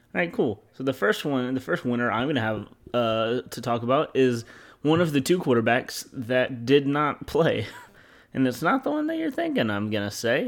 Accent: Louisiana, United States; I'm from Louisiana, I'm Southern.

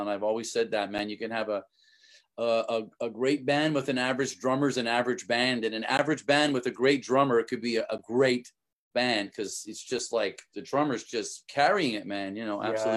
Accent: Canada; moved away; I'm from Canada

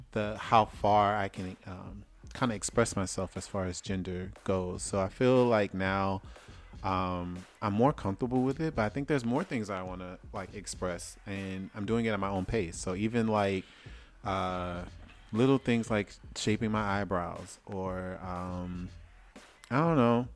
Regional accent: Louisiana, United States; moved away; I'm from Louisiana.

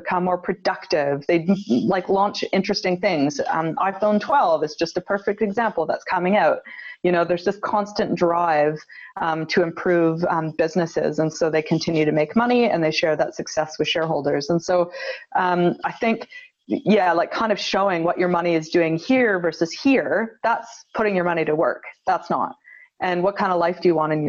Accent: Canada; moved away as an adult; now in Wellington, New Zealand; I was raised in Canada, and then I brought my husband and two little babies back to New Zealand. About 10 years ago

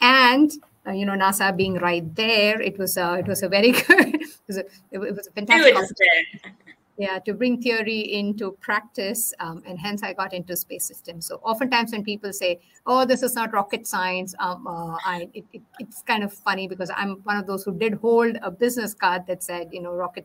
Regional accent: India; moved away; I grew up in India

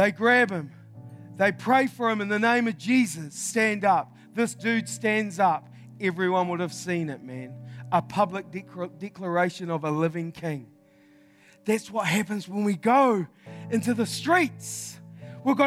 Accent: New Zealand; I'm from New Zealand.

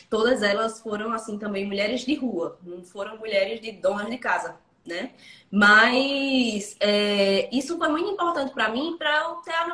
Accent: Pernambuco, Brazil; E eu sou do interior de Pernambuco. Então eu sou nascida e criada aqui no interior de Pernambuco. Nunca fui morar fora, nunca fui para outra cidade, nem nada do tipo.

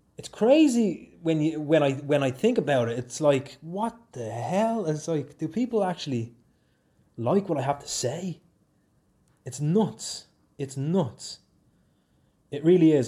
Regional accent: Swords, Leinster, Ireland; moved away as an adult; now in Oulu, Finland; I'm from Swords County, Dublin, in Ireland

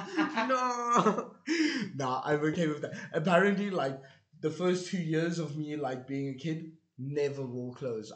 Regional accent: South Africa; as a South African

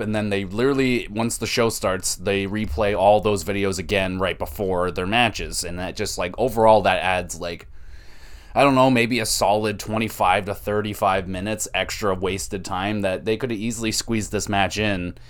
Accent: Canada; I'm Canadian

